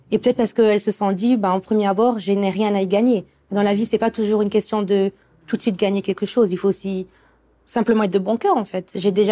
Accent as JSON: {"language": "French", "country": "Morocco", "said": "moi j'ai je suis marocaine"}